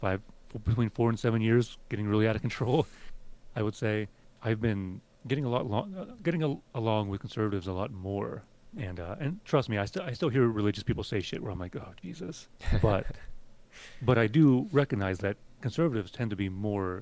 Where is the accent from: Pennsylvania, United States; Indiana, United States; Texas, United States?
Pennsylvania, United States; Western; I grew up in Western Pennsylvania, and I grew up very anti-religious